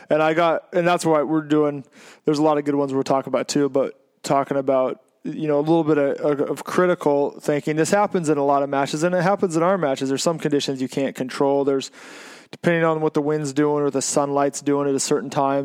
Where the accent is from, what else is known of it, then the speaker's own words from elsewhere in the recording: Oregon, United States; I said I was from Oregon